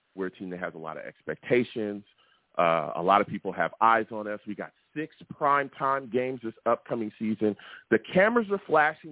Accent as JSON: {"language": "English", "region": "California", "country": "United States", "tie": "born or raised there", "said": "I'm a Jets fan from California, okay? And I wear that with pride. I grew up out here, never been on the East Coast"}